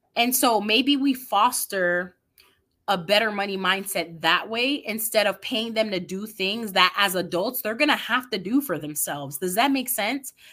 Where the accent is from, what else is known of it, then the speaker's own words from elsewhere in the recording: New York City, New York, United States; I grew up in the Bronx, New York.